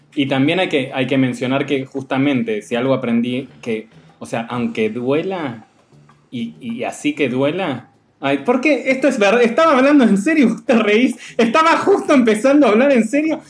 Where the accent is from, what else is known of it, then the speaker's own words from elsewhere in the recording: Argentina; moved away as an adult; now in Mexico City, Mexico; venir de Argentina